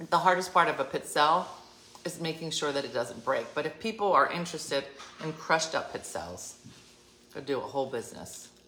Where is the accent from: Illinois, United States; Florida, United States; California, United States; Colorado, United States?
Colorado, United States; I wish I grew up in Jersey instead of Colorado.